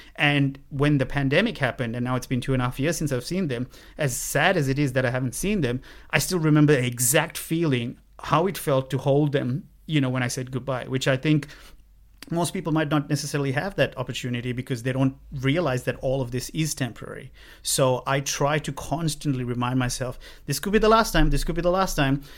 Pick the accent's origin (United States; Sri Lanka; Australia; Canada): Sri Lanka; moved away as an adult; growing up in Sri Lanka for nineteen years